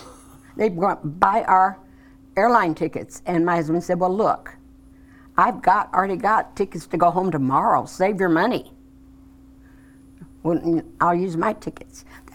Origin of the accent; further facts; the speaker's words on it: Missouri, United States; moved away; also born or lived in Indiana; I'm originally from Missouri, and I went every year back to Missouri Youth Camp.